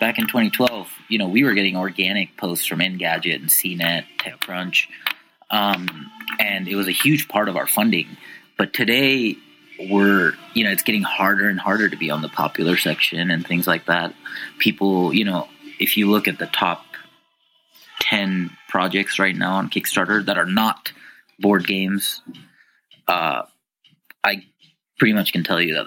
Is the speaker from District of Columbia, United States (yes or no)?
yes; D.C., District of Columbia, United States; also born or lived in Utah; now in Salt Lake City, United States; I grew up right outside of Washington, D.C. I came to Utah because of the outdoor lifestyle